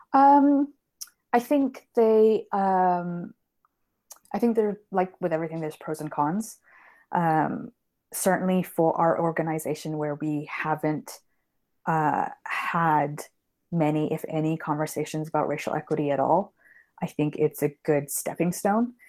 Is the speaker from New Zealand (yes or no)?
no; Canada; now in London, United Kingdom; I grew up in Canada, which is why I don't have a British accent, uh, and I currently live here now